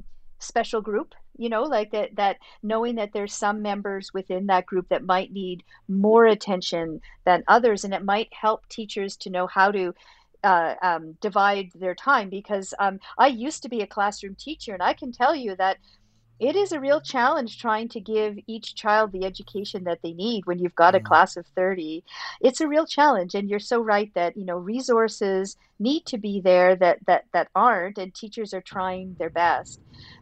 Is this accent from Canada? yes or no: yes; Canada; well, I guess from my perspective as a Canadian, these families seem large